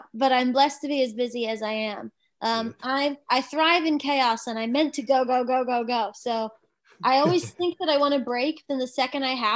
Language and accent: English; New Jersey, United States; moved away as an adult; also born or lived in California; now in Los Angeles, United States; I'm a Jersey girl